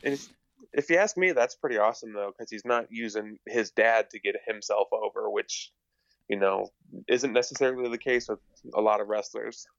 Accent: Montana, United States; I'm from Montana

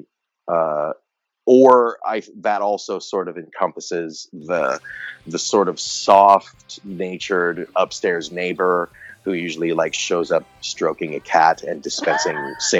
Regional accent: Texas, United States; I grew up in Texas in the 70s and 80s

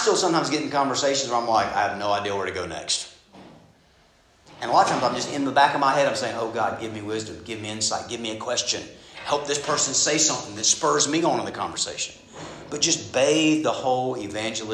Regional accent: Southeast Georgia, United States; I grew up in Southeast Georgia

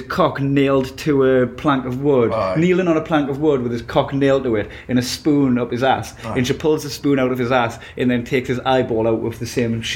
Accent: United Kingdom; now in United States; I was just far too British

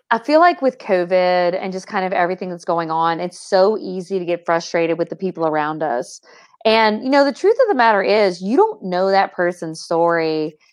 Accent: the South, Southern United States, United States; accent: Southern; I feel even more Southern than I already am as a person.

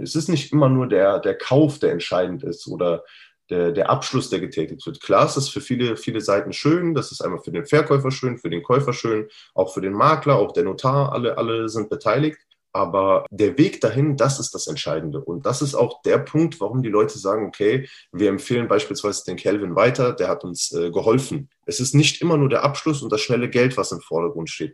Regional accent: Cologne-Bonn area, North Rhine-Westphalia, Germany; Ich bin Immobilienmakler und Finanzierer aus dem Kreis Köln-Bonn

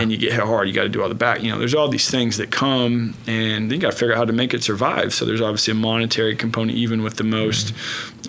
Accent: Oklahoma City, Oklahoma, United States; Born and raised in Oklahoma City, uh, northwest part of Oklahoma City.

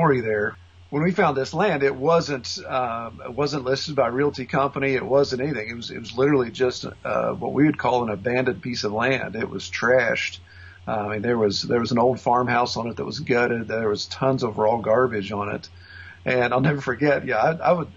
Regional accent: West Virginia, United States; moved away as an adult; also born or lived in Orlando, Florida / St. Cloud, Florida; I grew up in West Virginia. I was born and raised.

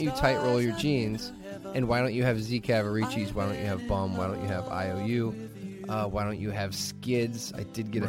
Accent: Hammond, Indiana, United States; I grew up in the Hessville area of Hammond

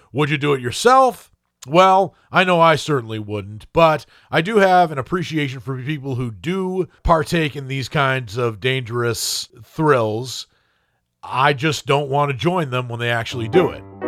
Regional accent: Maine, United States; growing up in Maine

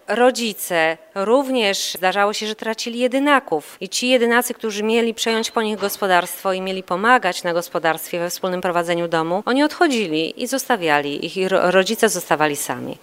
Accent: Jarosław, Subcarpathian Voivodeship, Poland; moved away as an adult; also born or lived in Podhale; now in Chicago, United States; jestem ceperką, pochodzę z Jarosławia, 300 km od Podhala.

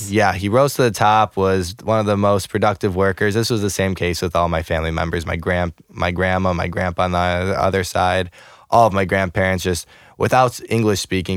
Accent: Chicago, Illinois, United States; moved away as an adult; also born or lived in Russia (ancestry); now in St. Louis, United States; I'm I'm originally from Chicago suburbs.

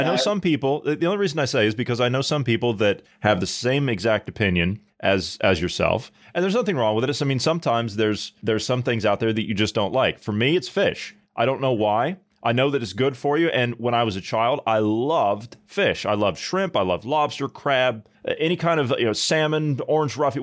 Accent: United States; I'm American, obviously

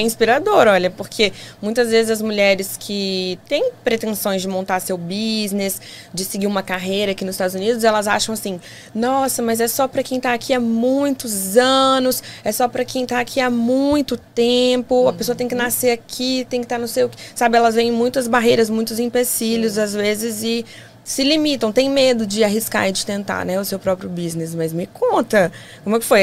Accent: Vitória, Espírito Santo, Brazil; now in United States; sou de Vitória, Espírito Santo, Capixaba

